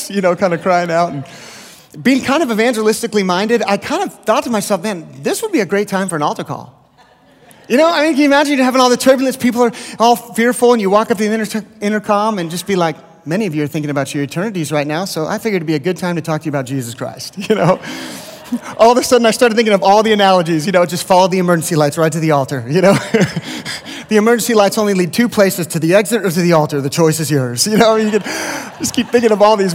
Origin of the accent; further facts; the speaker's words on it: the Bay Area, California, United States; also born or lived in Lindale, Texas; now in Texas, United States; I grew up in California